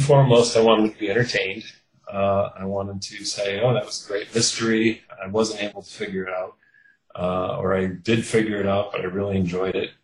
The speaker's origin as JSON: {"language": "English", "town": "Kenosha", "region": "Wisconsin", "country": "United States", "tie": "born or raised there", "moved": "yes", "lives_now": "Milwaukee, United States", "said": "I grew up in Kenosha, Wisconsin, which is uh, the southeast corner of the state"}